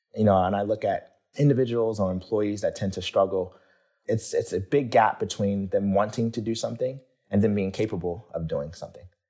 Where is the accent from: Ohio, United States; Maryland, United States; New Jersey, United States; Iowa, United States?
Maryland, United States; Baltimore; growing up in Baltimore, I grew up in a pretty, you know, urban environment